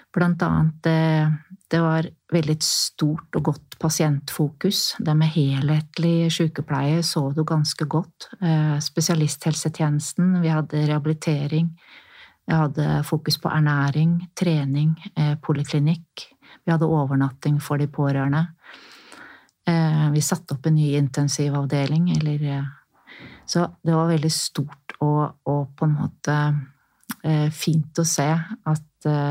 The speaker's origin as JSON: {"language": "Norwegian", "country": "Norway", "said": "jeg er norsk"}